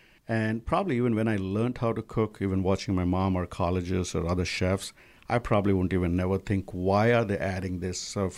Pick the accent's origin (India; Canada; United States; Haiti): India; moved away; But when I came from India, the Chinese food was totally close to Indian food for us.